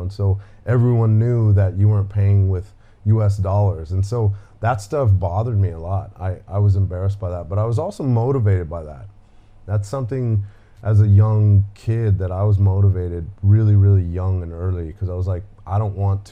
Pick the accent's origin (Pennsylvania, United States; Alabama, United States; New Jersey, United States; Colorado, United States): Colorado, United States; Denver; I was born and raised in Denver, Colorado